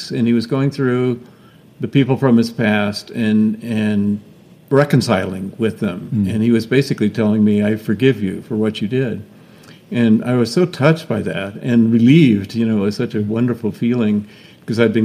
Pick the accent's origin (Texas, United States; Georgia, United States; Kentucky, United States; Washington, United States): Georgia, United States; moved away; I grew up in Georgia, not too far away from you